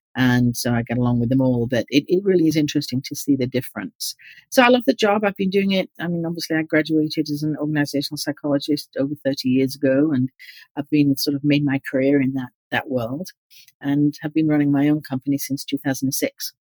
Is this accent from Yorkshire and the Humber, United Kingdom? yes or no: yes; Yorkshire and the Humber, United Kingdom; moved away as an adult; also born or lived in Bristol / Australia; now in United States; I grew up in East Yorkshire